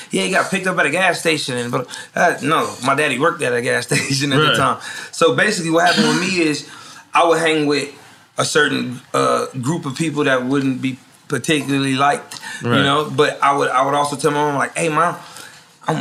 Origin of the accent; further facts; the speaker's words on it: Tappahannock, Virginia, United States; moved away; I'm from Tappahannock, so that's like the sticks. My like high school class was like... My graduating class is maybe like 26 people